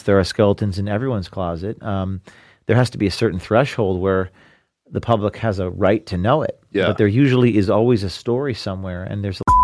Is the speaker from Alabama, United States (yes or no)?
no; New Jersey, United States; I'm from New Jersey